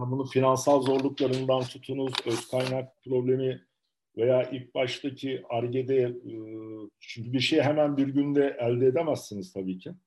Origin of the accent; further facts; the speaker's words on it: Adana, Turkey; also born or lived in Tarsus / Istanbul / Bordeaux; 1972 Adana doğumluyum.